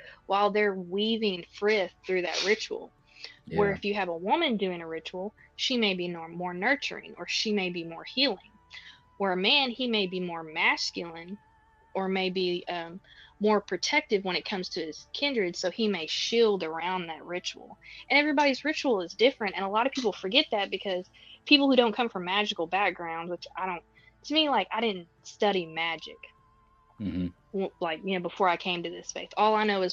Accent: Texas, United States; I was born and raised in Texas.

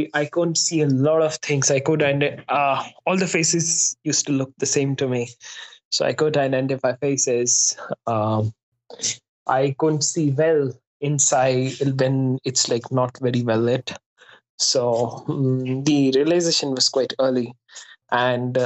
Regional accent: Faridabad, Haryana, India; moved away as an adult; also born or lived in Delhi; now in Mumbai, India; My family stays in my hometown, Faridabad.

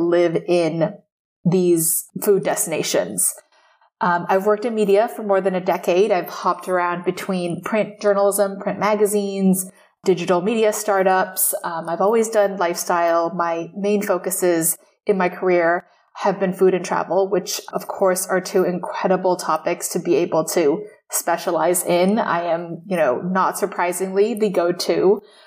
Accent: Taipei, Taiwan; moved away as an adult; now in New York, United States; I grew up in Taipei

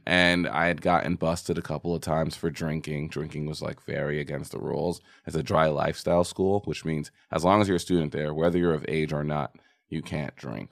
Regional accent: New York, United States; moved away; also born or lived in Texas; I'm from New York, but I went to high school in Texas

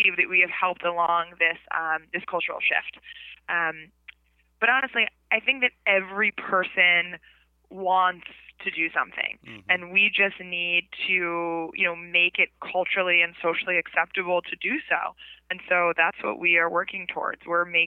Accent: Mount Kisco, New York, United States; also born or lived in the Bronx, New York; now in Brooklyn, United States; I grew up in the Bronx and then Mount Kisco, and now I live in Brooklyn

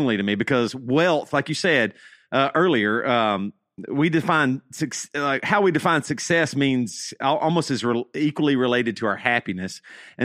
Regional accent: South Carolina, United States; I'm from South Carolina

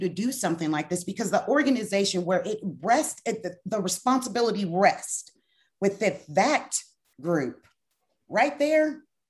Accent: Brenham, Texas, United States; Like, I am from Washington County, Brenham, Texas.

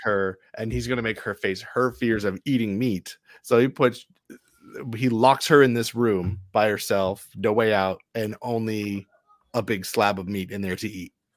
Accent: East Coast, Maine, United States; now in Los Angeles, United States; I'm from the East Coast

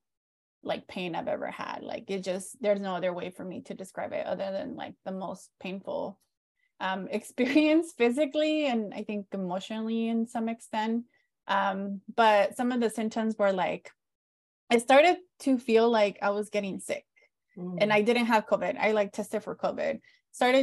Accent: San Diego, California, United States; also born or lived in Mexico; I was born in Mexico, lived in border town cities, both in Mexico, and then when we moved to San Diego, we lived in San Diego County, grew up undocumented

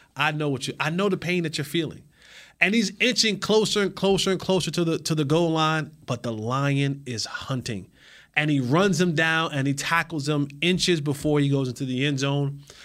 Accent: New Jersey, United States; now in Texas, United States; my home state, the Garden State.

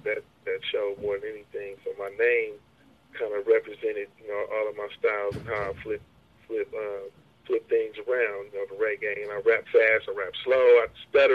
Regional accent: Hayward, California, United States; where I'm at, I grew up out on Hayward, we 5 minutes from Oakland, man, it's pimps all over the place

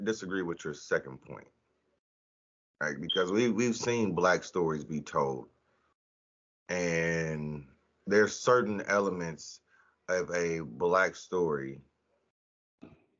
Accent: United States; as a black man growing up in America

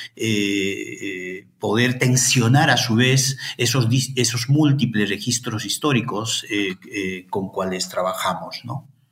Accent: Ayacucho, Peru; moved away as an adult; also born or lived in Madison, United States; now in Santiago, Chile; yo soy de Ayacucho

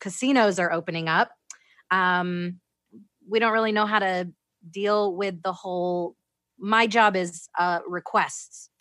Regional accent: Florida, United States; moved away as an adult; also born or lived in Orlando, Florida; now in Las Vegas, United States; I'm, I'm originally from Florida.

